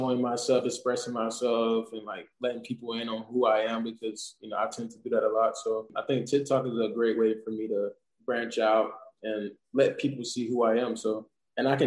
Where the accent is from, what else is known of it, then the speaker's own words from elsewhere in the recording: South Georgia, United States; moved away as an adult; now in Indianapolis, United States; I'm from South Georgia